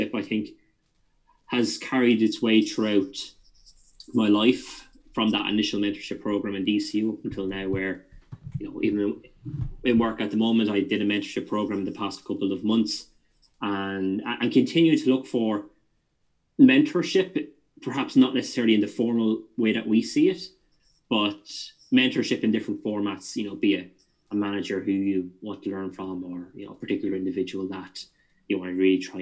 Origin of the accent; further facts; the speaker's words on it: Wexford, Leinster, Ireland; moved away as an adult; now in London, United Kingdom; we're both from the Southeast, so Wexford man